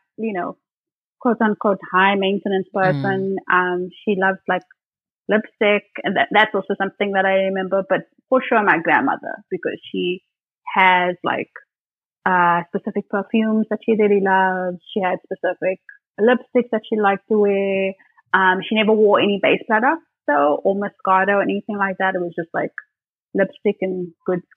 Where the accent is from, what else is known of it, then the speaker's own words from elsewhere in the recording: Port Elizabeth, Eastern Cape, South Africa; moved away; back in Port Elizabeth, which is my hometown